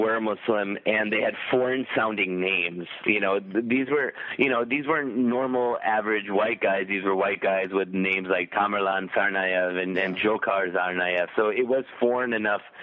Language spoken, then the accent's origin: English; Chicago, Illinois, United States; I am actually born and raised in Chicago